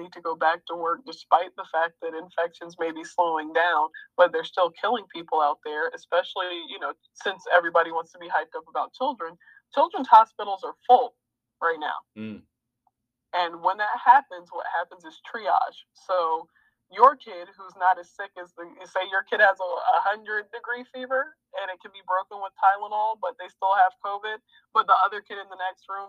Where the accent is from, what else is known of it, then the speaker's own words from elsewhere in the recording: United States; I am an American